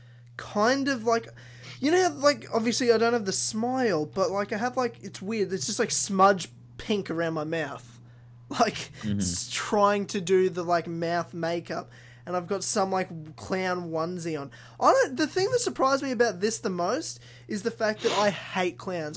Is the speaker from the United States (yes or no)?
no; Queensland, Australia; moved away as an adult; also born or lived in Ballarat, Victoria; now in Melbourne, Australia; I moved, when I was 8, up to Queensland, where I spent... Yeah, my childhood and teenage years until I moved back at 19, where I am right now